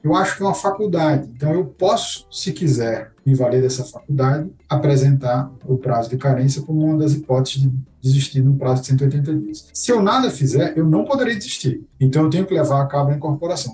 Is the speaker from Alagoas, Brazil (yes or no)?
yes; Maceió, Alagoas, Brazil; Maceió, que é minha cidade natal